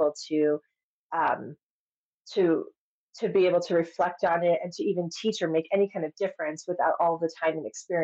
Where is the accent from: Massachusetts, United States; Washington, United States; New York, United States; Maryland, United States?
New York, United States; I'm from New York